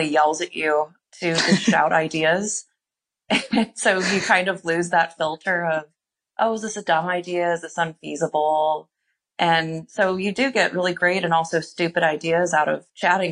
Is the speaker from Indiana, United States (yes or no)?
yes; Indiana, United States; now in Chicago, United States; I've only lived in Chicago, aside from growing up in Indiana